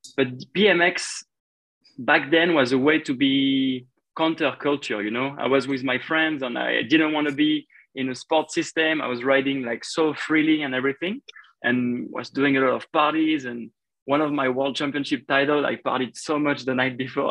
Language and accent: English; Paris, Île-de-France, France; my hometown